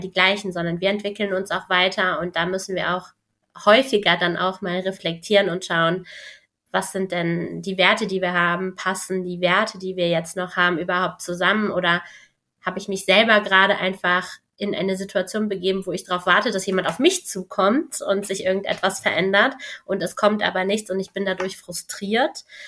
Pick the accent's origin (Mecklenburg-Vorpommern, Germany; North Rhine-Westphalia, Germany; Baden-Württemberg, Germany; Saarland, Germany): North Rhine-Westphalia, Germany; Cologne; ich bin Kölnerin